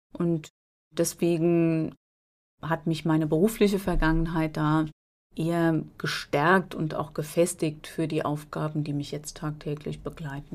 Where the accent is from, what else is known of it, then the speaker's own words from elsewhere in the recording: Alzey, Rhineland-Palatinate, Germany; Ich bin im Vorort von Alzey aufgewachsen, in Albeck, kleiner Ort, drei Kilometer von Alzey entfernt. Und lebe heute noch in Alzey.